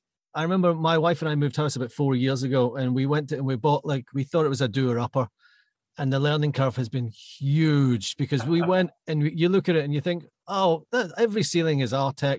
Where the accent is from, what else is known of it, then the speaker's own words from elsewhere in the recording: Glasgow, Scotland, United Kingdom; moved away as an adult; also born or lived in London; Peterhead is a bit further north than where I'm from. I'm from Glasgow. And I've been down south. I've been in and around London now for almost as many years as I was in Scotland.